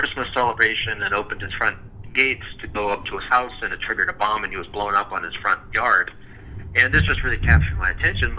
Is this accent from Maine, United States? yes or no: no; Sioux Falls, South Dakota, United States; moved away as an adult; also born or lived in Utah; I grew up in Sioux Falls, South Dakota, which is where I live now. I moved away at 18